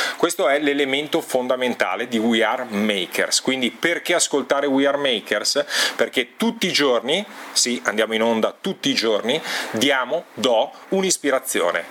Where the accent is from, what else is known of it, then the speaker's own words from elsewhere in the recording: Milan, Lombardy, Italy; sono nato a Milano il 17 gennaio 1969